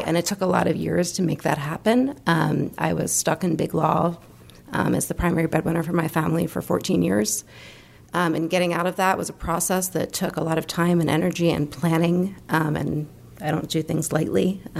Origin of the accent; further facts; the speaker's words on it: Maryland, United States; moved away as an adult; also born or lived in New York / Boston / Virginia; now in Florida, United States; I grew up in Maryland and went to college in New York and, law school outside of Boston, and then back to New York and then back to Virginia and Maryland.